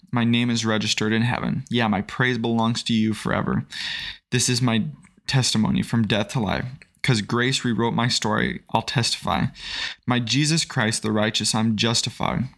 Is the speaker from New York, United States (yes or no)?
no; Springfield, Missouri, United States; also born or lived in Idaho; I was born in Idaho. Um, didn't, I've lived most of my life here in the Springfield, Missouri area.